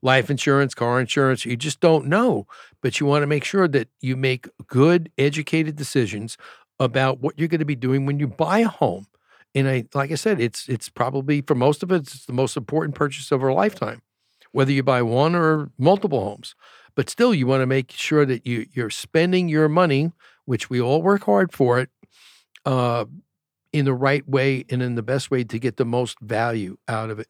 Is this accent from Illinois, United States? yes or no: no; New York, United States; now in Arizona, United States; I grew up in New York